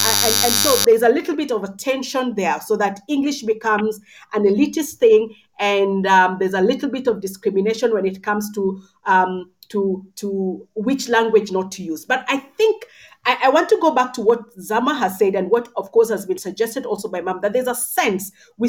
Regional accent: Kenya; first language Luo; English is a second language; When I grew up in Kenya

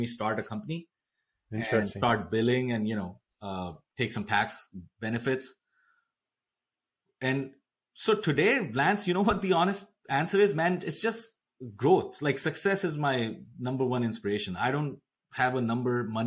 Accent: India; moved away; growing up in India, there was a big pressure on education

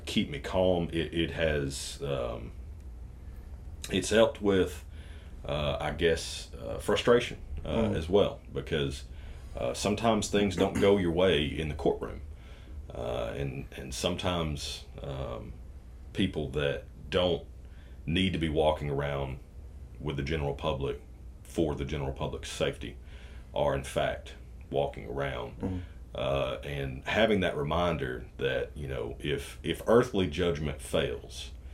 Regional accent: Walker County, Georgia, United States; also born or lived in Chickamauga, Georgia; I am born and raised in Walker County.

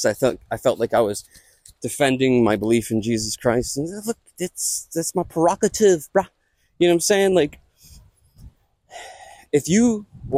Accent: Conshohocken, Pennsylvania, United States; accent: Conshohocken; my Conchacan accent

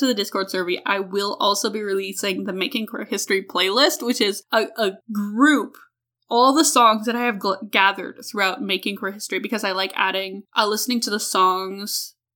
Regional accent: Alberta, Canada; I'm from Canada. I am not only from Canada, I'm from Alberta, which is Canada, Texas

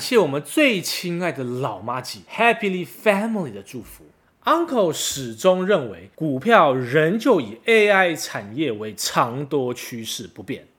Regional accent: Taiwan; 我明明是台湾人

